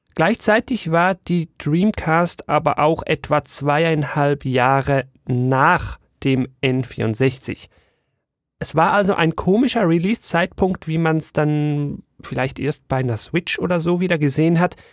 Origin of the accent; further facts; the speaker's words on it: Switzerland; bei uns in der Schweiz